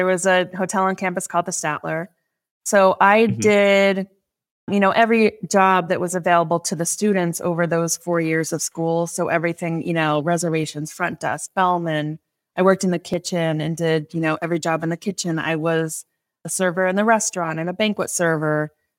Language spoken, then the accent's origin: English; New York, United States; the Finger Lakes areas where I grew up.